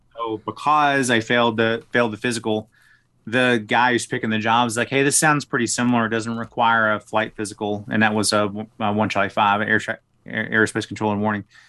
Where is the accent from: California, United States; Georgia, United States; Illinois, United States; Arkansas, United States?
Arkansas, United States; Smackover; moved away as an adult; also born or lived in Washington, D.C. area; now in Colorado Springs, United States; I grew up in, uh, a little town called Smackover.